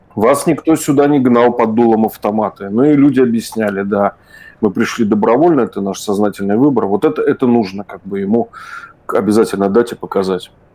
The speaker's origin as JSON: {"language": "Russian", "region": "Saint Petersburg", "country": "Russia", "tie": "born or raised there", "said": "я вырос в Ленинграде"}